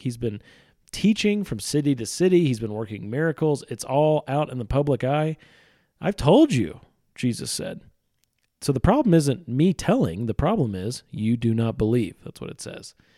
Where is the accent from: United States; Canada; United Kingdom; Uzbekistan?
United States; Missouri; Midwestern sensibility that I have. I'm from Missouri.